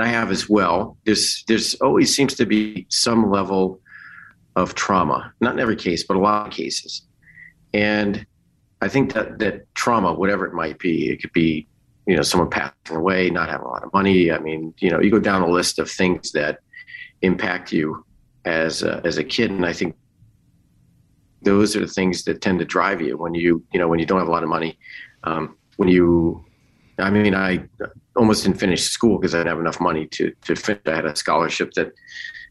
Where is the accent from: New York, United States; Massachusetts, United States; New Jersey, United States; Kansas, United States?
New Jersey, United States; Parsippany; I grew up in Parsippany, New Jersey, which was like a suburb